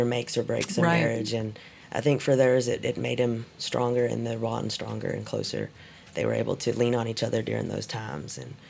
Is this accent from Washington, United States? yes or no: no; Graham, Texas, United States; I'm from a small town outside of Fort Worth, Graham, Texas. I was raised with a bunch of siblings